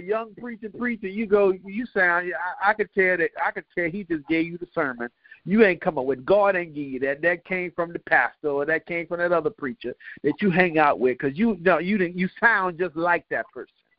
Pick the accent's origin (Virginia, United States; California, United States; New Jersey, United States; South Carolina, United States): Virginia, United States; DePaul Medical Center, Granby Street; I was born in DePaul Medical Center over there on Granby Street, Kingsley Lane, actually, off Granby Street.